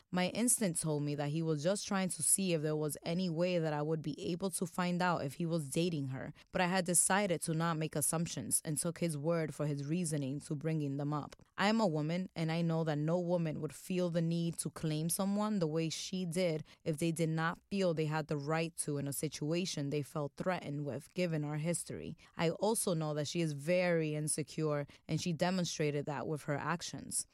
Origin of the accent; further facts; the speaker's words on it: Dominican Republic; moved away; my home country, the Dominican Republic.